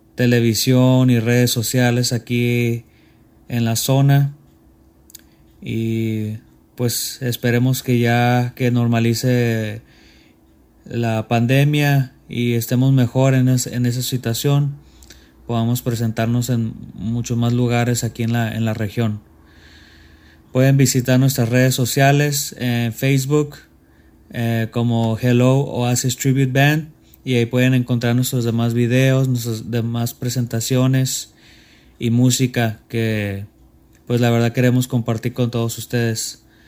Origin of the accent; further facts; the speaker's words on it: Tijuana, Baja California, Mexico; Somos de Tijuana, Baja California, México.